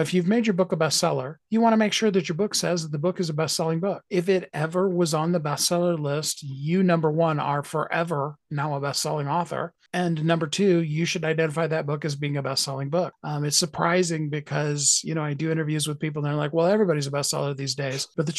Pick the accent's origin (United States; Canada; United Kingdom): Canada; why would I want to be on New York Times? I'm from Canada.